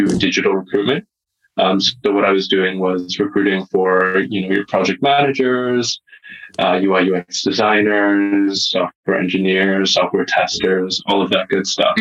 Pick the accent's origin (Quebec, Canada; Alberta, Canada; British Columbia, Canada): British Columbia, Canada; the West Coast; moved away as an adult; also born or lived in Singapore; I was born and raised in Canada and the West Coast